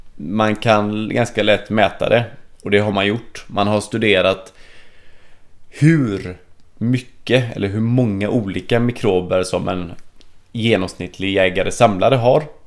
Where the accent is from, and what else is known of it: Sweden